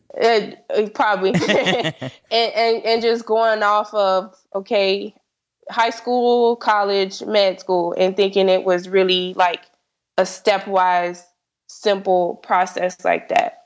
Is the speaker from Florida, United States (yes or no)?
yes; South Florida, United States; I'm from South Florida, so I applied to only schools in Florida